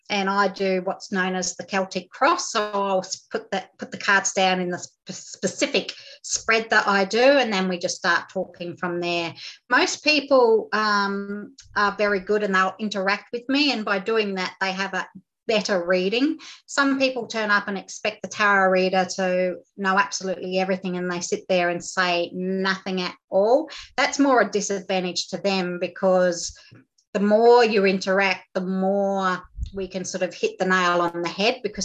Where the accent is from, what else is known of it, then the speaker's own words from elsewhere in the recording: Groote Eylandt, Northern Territory, Australia; I grew up on Groote Eylandt, which is in the Gulf of Carpentaria here in the Northern Territory